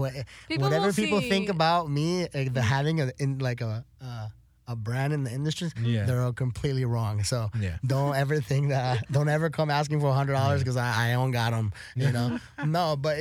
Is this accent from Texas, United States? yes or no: yes; El Paso, Texas, United States; also born or lived in Florida, United States / Juárez, Mexico; So I'm a border kid from mm-hmm. El Paso, mm-hmm. Texas, and Juarez, Chihuahua.